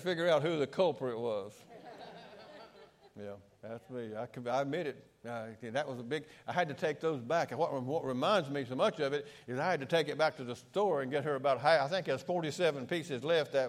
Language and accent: English; Shelby, North Carolina, United States; in my hometown of Shelby, North Carolina